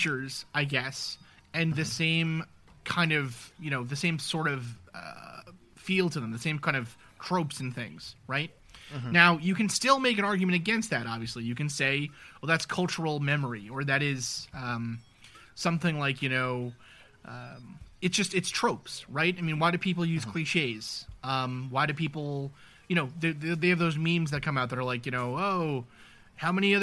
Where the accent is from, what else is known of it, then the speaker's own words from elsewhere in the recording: New York City, New York, United States; I grew up in New York City.